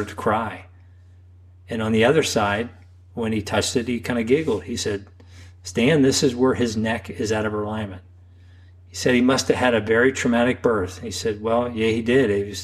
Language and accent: English; Xenia, Ohio, United States; I grew up and practice in my hometown